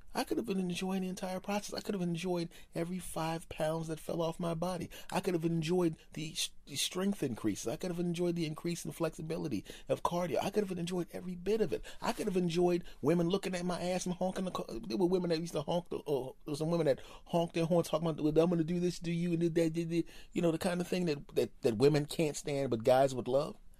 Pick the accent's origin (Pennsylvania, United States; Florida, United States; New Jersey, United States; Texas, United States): Pennsylvania, United States; Philadelphia; I grew up in Philadelphia